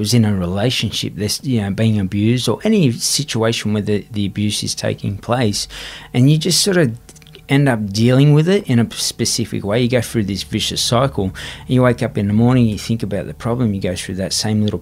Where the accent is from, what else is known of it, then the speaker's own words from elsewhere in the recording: Sydney, New South Wales, Australia; young kid growing up on Everly Street